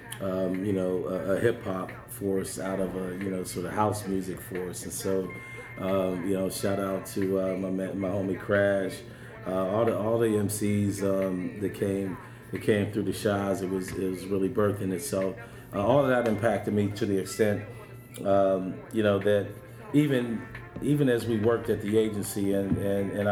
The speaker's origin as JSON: {"language": "English", "town": "Pittsburgh", "region": "Pennsylvania", "country": "United States", "tie": "born or raised there", "said": "where I grew up in Pittsburgh, I grew up in Homewood"}